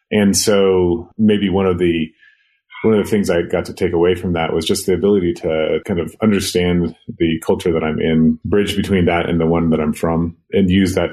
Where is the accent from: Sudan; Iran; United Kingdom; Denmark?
Sudan; also born or lived in Kenya; I grew up between Sudan and Kenya. Basically, the war got bad in South Sudan, so we moved to Kenya. And then from there, we moved to Khartoum in northern Sudan.